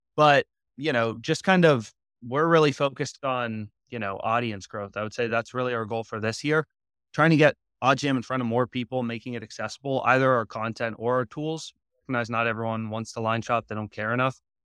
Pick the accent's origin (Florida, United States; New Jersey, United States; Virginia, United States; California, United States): Virginia, United States; moved away as an adult; also born or lived in Pennsylvania; I'm initially from Virginia, actually, as well as my co-founder, so we went to the same high school